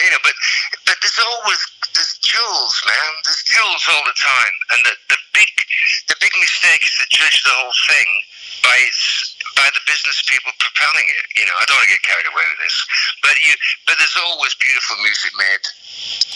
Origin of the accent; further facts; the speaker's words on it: United Kingdom; And being British